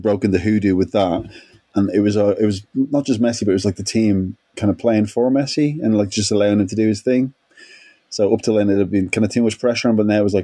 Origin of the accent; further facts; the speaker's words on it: Ireland; I'm Irish